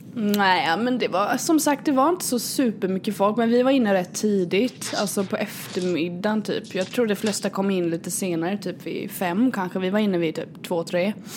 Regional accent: Kalmar, Kalmar County, Sweden; jag är uppväxt här i Kalmar

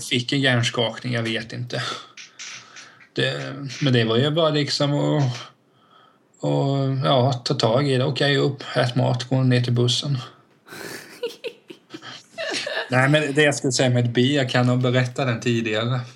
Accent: Vena, Sweden; jag var uppväxt i Vena då, det tar typ fem minuter överallt

